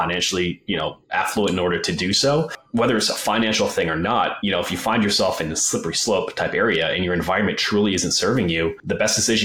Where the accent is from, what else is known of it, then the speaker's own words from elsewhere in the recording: Wisconsin, United States; moved away as an adult; also born or lived in Colorado; I grew up in Wisconsin